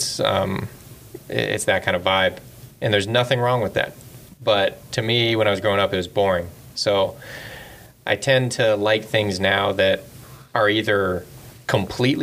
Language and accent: English; Irvine, California, United States; growing up in Irvine